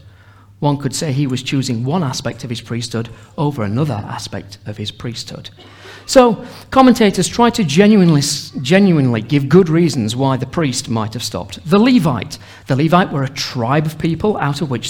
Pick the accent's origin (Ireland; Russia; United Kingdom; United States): United Kingdom; Sheffield, Yorkshire and the Humber; we're from Sheffield